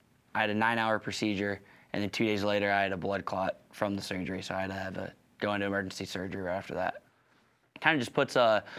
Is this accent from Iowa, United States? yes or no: yes; Council Bluffs, Iowa, United States; I grew up in Council Bluffs, Iowa, and I'd just say it's people with a lot of, you know, grit, tough. I think that's kind of the mindset that we have.